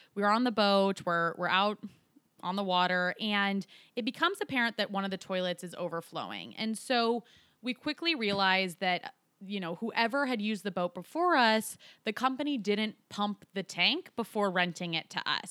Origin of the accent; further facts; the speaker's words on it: Colorado, United States; Colorado, my home state.